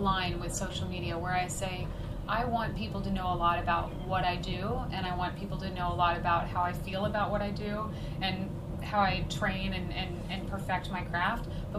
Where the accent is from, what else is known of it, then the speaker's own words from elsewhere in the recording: Colorado, United States; I'm from Colorado.